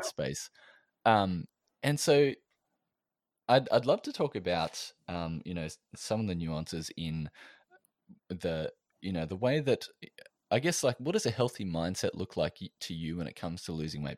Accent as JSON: {"language": "English", "country": "Australia"}